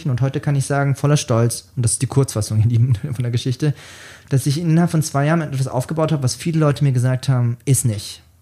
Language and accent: German; Bavaria, Germany; accent: Lower Franconian; Wie man mir vielleicht auch anhört, komme ich gebürtig aus Unterfranken